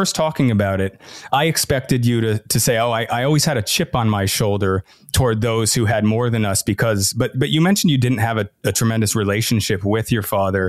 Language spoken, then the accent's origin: English; Irvine, California, United States; also born or lived in back east; I grew up in Irvine